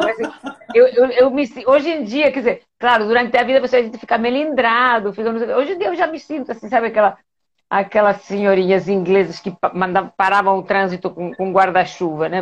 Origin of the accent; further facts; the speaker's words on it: Spain; Portuguese is a second language; moved away as an adult; now in Rio de Janeiro, Brazil; eu sou espanhola, eu, eu vim para o Brasil em 1988